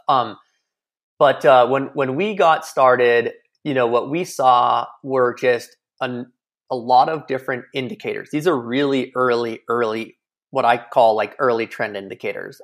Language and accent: English; Kilauea, Hawaii, United States; moved away as an adult; I grew up in Hawaii, um, you know, eighteen years on the north shore of Kauai in Kilauea.